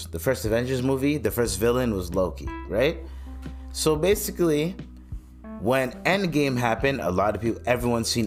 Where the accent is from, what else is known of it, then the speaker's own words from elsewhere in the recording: Canada; I'm Canadian